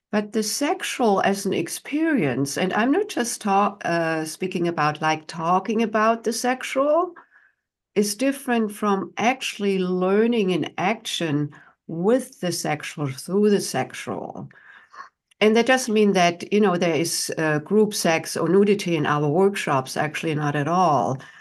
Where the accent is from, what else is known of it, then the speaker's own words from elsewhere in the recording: Germany; moved away as an adult; now in United States; I, uh, was not born here in the United States. I'm from Germany and came to the United States in my late twenties